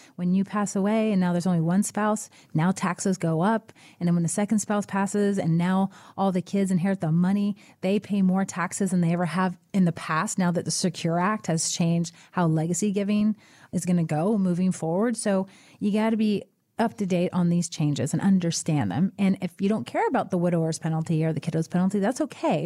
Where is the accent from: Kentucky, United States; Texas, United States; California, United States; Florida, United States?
Florida, United States; Florida Keys, United States; I'm from the Keys